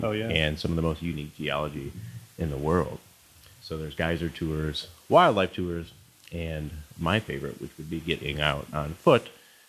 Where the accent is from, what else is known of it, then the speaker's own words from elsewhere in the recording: Illinois, United States; now in Montana, United States; I'm from Illinois.